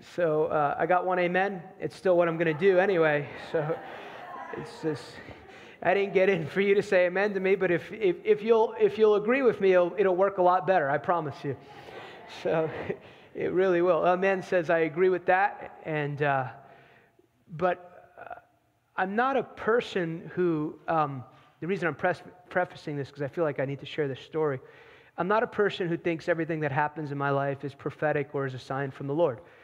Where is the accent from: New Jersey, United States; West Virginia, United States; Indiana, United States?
New Jersey, United States; now in North Carolina, United States; I grew up in New Jersey. I don't live in New Jersey now. I live in the promised land of North Carolina now.